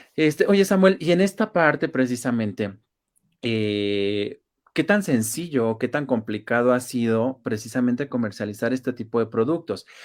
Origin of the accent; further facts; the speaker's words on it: Mexico; nosotros como mexicanos